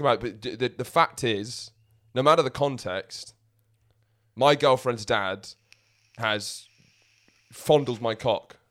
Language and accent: English; England, United Kingdom; we don't like being English